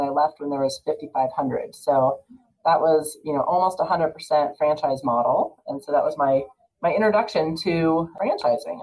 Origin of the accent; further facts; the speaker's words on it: California, United States; moved away as an adult; also born or lived in Boulder, Colorado; now in Colorado, United States; So I grew up in California and I went to school out here in Boulder at CU